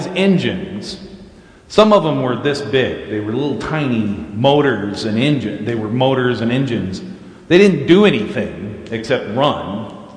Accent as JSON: {"language": "English", "town": "Clearfield", "country": "United States", "tie": "born or raised there", "said": "I was from Clearfield"}